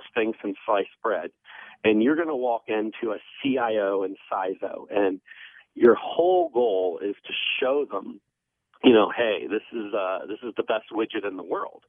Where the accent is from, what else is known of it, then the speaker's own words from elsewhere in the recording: Maryland, United States; my home state